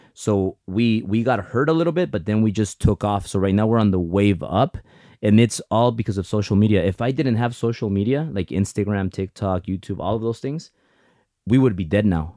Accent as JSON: {"language": "English", "country": "United States", "tie": "born or raised there", "first_language": "Spanish", "second_language": "English", "said": "I'm a very proud Mexican, but I'm also a very proud American because without America, 'cause I was born here, but I'm, my parents are Mexican"}